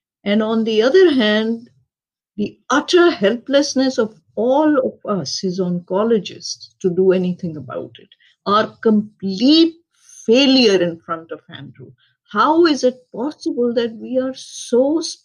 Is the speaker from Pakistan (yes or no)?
yes; Pakistan; moved away; I was born and raised in Pakistan